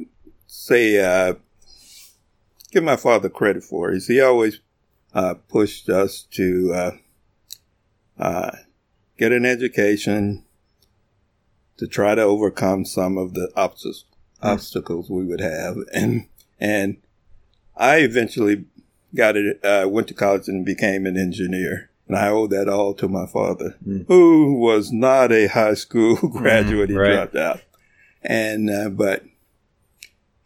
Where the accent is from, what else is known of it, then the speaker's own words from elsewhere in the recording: Colorado City, Texas, United States; I was born in Texas in a little town out west called Colorado City, Texas